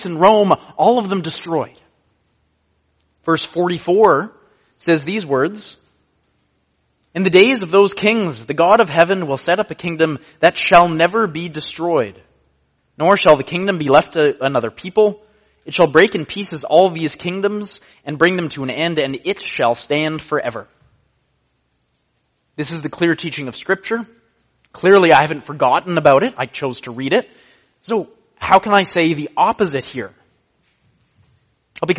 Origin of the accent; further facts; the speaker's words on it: Canada; I am a Canadian